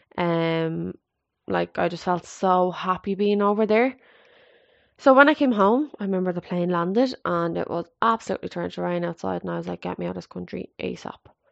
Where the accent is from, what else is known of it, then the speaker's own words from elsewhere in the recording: Ireland; also born or lived in Canada; I always said I'd love to set up base back in Ireland